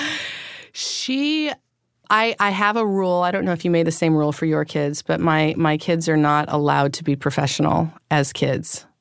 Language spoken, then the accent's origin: English; Northern California, United States; also born or lived in Los Angeles / Paris; now in New York, United States; I was born in Northern California